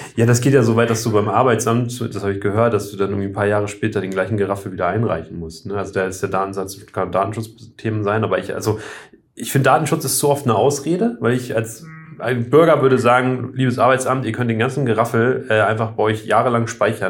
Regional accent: Oldenburg, Lower Saxony, Germany; also born or lived in Hambühren, Lower Saxony; in Oldenburg anrufen und sagen, habt ihr noch einen Zettel, wo ich, drauf, wo ich geboren bin

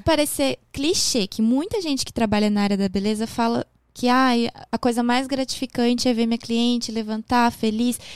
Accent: Porto Alegre, Rio Grande do Sul, Brazil; moved away; also born or lived in Japan; eu sou de Porto Alegre.

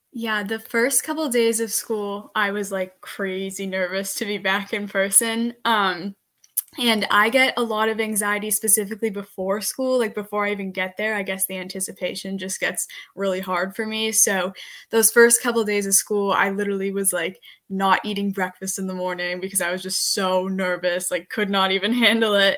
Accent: Medfield, Massachusetts, United States; I am from Medfield, Massachusetts

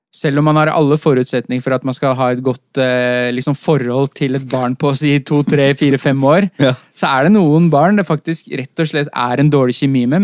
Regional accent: Oslo, Norway; Vi har jo bare vokst opp eh, så å si et steinkast unna oppe på Ellingsrud.

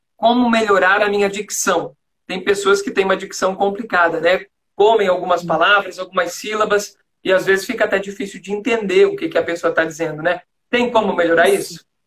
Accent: Florianópolis, Santa Catarina, Brazil; accent: manezinho; also born or lived in São João Batista, Brazil; eu sou natural de São João Batista, que fica perto de Nova Trento, aqui em Santa Catarina

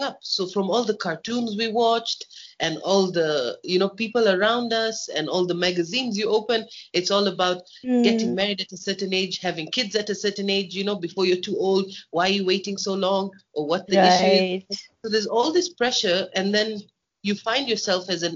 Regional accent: Kenya; I'm born and bred in Kenya

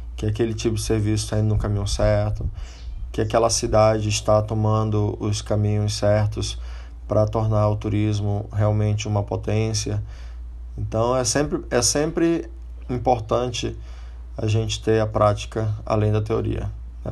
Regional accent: Brazil; moved away as an adult; eu já saí do Brasil, já formado em turismo

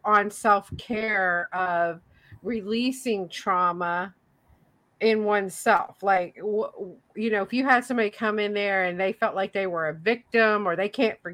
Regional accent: Tennessee, United States; moved away; I grew up in Tennessee.

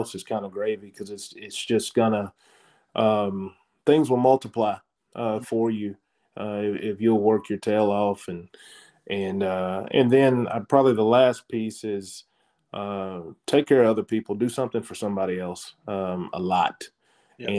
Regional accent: Hooks, Texas, United States; moved away; I'm from Hooks, Texas

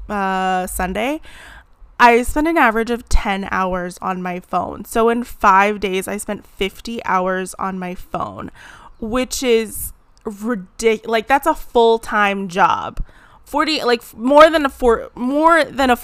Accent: Southern California, United States; I'm born and raised in Southern California

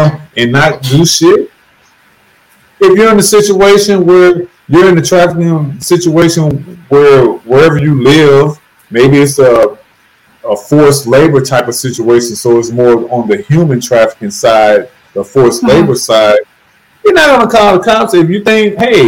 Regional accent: St. Louis, Missouri, United States; I'm from St. Louis, Missouri, which has been called the murder capital of the U.S. for decades

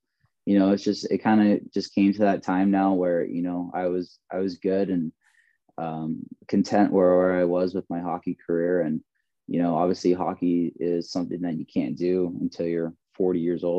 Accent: Bakersfield, California, United States; moved away as an adult; also born or lived in Canada; I'm originally from Bakersfield, California. It's about 2 hours north of LA there.

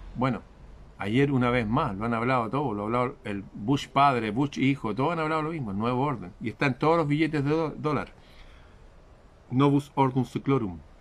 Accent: Chile; en mi país

